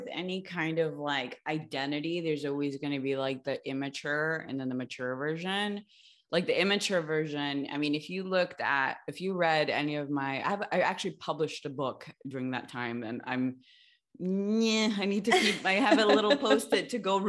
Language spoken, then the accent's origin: English; Los Angeles, California, United States; Grew up in LA.